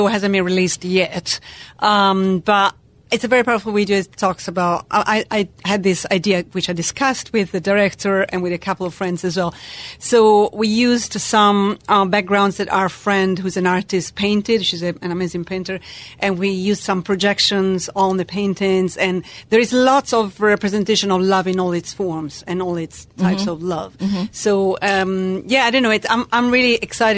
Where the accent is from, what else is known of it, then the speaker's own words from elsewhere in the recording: Italy; accent: British accent layered over the Italian; moved away as an adult; now in London, United Kingdom; I'm originally from Italy